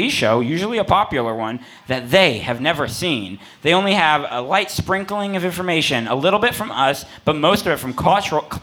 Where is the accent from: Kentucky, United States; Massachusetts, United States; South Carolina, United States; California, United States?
California, United States; San Francisco; Oh, yeah, I'm from San Francisco.